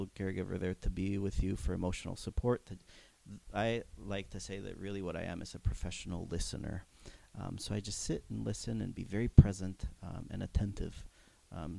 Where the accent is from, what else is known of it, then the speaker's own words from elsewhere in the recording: Mexico; moved away; I grew up in Mexico